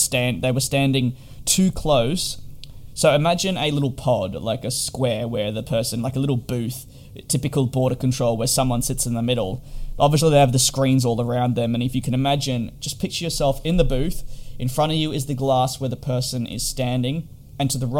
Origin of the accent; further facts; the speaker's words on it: Australia; moved away as an adult; also born or lived in United Kingdom; I'm actually Australian